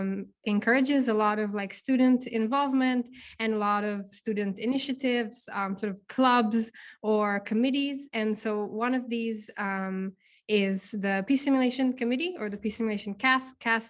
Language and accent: English; Czechia; Hey, yeah, so hi … I'm from the Czech Republic.